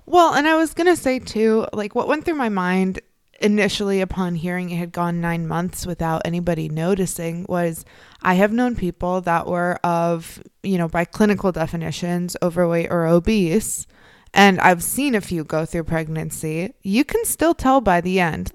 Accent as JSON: {"language": "English", "region": "Midwest", "country": "United States", "tie": "born or raised there", "moved": "yes", "lives_now": "Northeastern United States", "said": "the Northeast where I am now and where I grew up in the Midwest"}